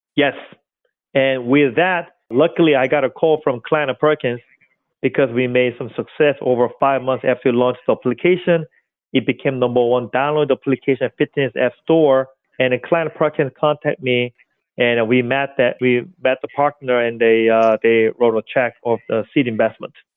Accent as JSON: {"language": "English", "country": "South Korea", "tie": "born or raised there", "also_born_or_lived": "Seoul, South Korea", "second_language": "English", "moved": "as an adult", "lives_now": "New York, United States", "said": "So I came from South Korea, a suburb area like Charleston in America, seaside area, suburb. I'm like country boy. I grew up at there."}